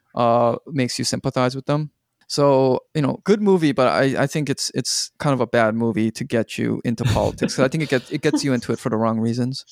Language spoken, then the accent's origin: English; Canada; I watched it as a Canadian